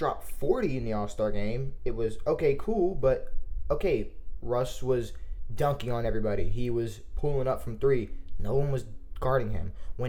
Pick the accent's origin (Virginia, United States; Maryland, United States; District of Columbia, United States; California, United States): Maryland, United States; I'm from Maryland, too, and I say can't, and I say Washington, and I say water.